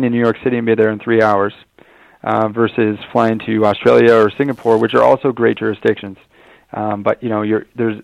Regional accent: Canada; I being a Canadian myself

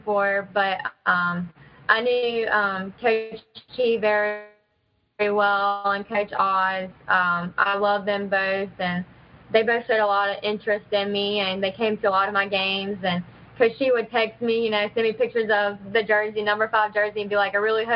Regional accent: Athens, West Virginia, United States; I was born in Virginia, but I moved to actually Athens when I was like 3. I've been here my whole life

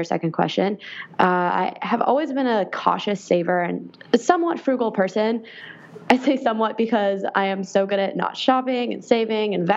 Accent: Ottawa, Ontario, Canada; now in Washington, D.C., United States; I am originally from Canada. I went from one capital to another, Ottawa, Ontario, to Washington, D.C.

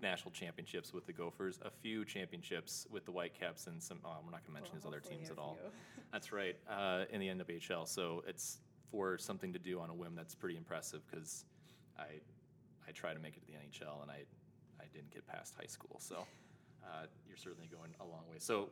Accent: Wisconsin, United States; moved away; I'm originally from Wisconsin, which is not even close to Quebec

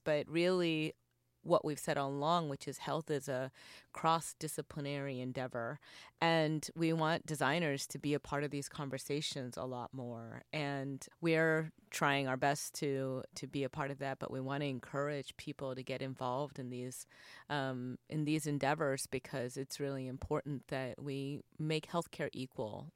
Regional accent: North Carolina, United States; I grew up in North Carolina at a time where being not white or not black was not cool

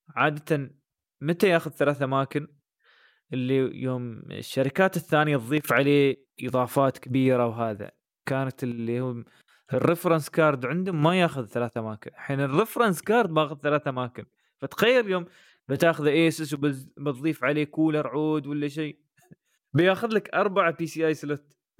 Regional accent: United Arab Emirates; عندنا في الامارات مش موجود

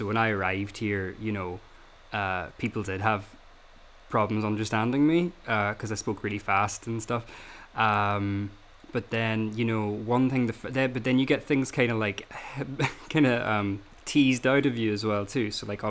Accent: Northern Ireland, United Kingdom; you can tell like I'm from Northern Ireland or whatever, but there's definitely like enough little things.

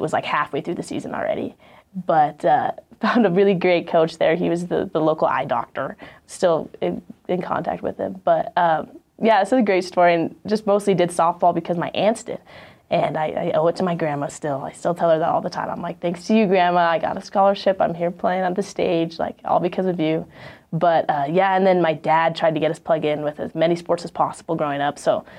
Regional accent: Walla Walla, Washington, United States; also born or lived in Idaho / Romania; So I was born in Idaho. Then my parents moved to Romania to be missionaries there and start a church there at Calvary Chapel. And so we lived there for 2 years when I was 6 to 8, and then moved to Walla Walla, Washington.

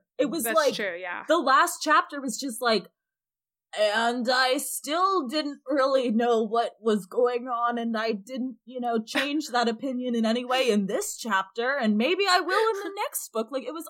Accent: United Kingdom; I had barley and rice, but I'm going to refer to them both as corn, because I'm British.

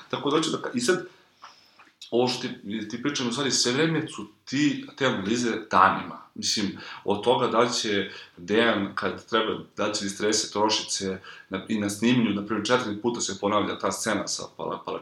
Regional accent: Kragujevac, Šumadija, Serbia; moved away; also born or lived in Belgrade; ja sam imao podršku roditelja, oni su mi plaćali stan u Beogradu, ja sam bio izmešten iz Kragovica

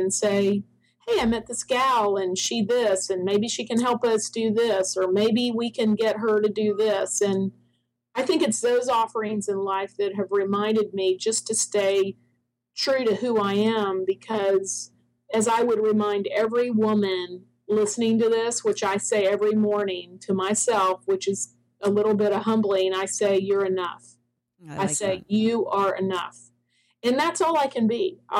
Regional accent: Toronto, Ontario, Canada; also born or lived in Ocala, Florida; now in United States; I'm from Toronto. I was born in Toronto. My parents are both from Ireland, the south part of Ireland.

